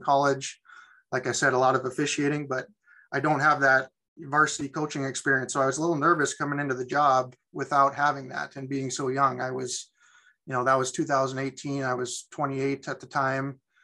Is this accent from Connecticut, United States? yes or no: no; Sidney, Montana, United States; I was born and raised in Sydney, so I'm back in my hometown